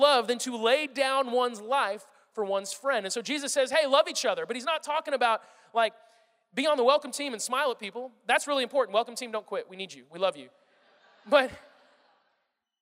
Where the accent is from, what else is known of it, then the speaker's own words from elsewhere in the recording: Missouri, United States; moved away; also born or lived in Kansas City; I'm from Missouri, okay? I lived in Kansas City for 5 years